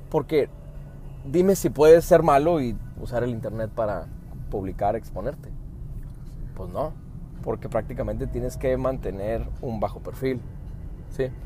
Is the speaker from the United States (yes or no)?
yes; Phoenix, Arizona, United States; Soy de fuera. Soy de Estados Unidos, de hecho. No sé si, si se nota o qué, pero...